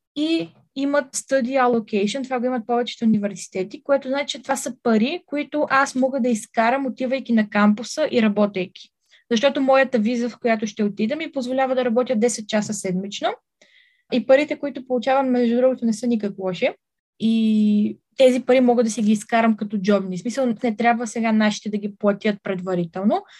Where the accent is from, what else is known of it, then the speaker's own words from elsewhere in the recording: Bulgaria; аз ще съм единствената българка на кампуса